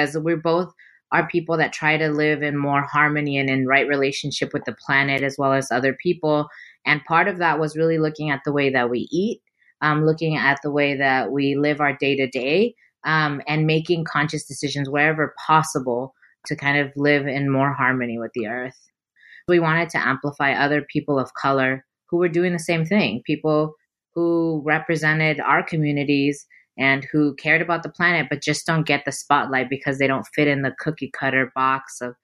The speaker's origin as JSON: {"language": "English", "town": "San Diego", "region": "California", "country": "United States", "tie": "born or raised there", "lives_now": "Bay Area, United States", "said": "I'm born in San Diego, currently living in the Bay"}